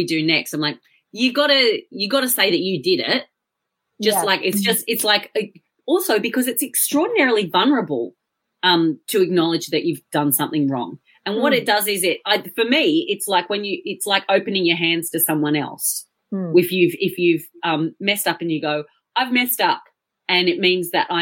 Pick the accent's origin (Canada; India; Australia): Australia; accent: Australian; now in United Kingdom; I am Australian